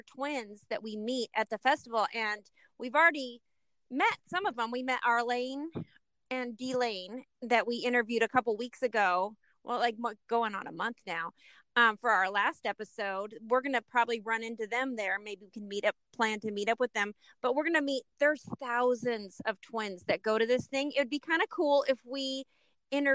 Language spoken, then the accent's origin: English; California, United States; we were raised in California